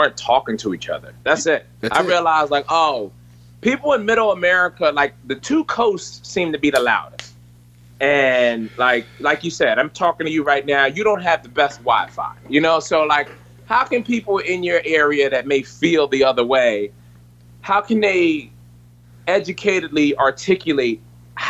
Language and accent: English; Philadelphia, Pennsylvania, United States; I'm from Philadelphia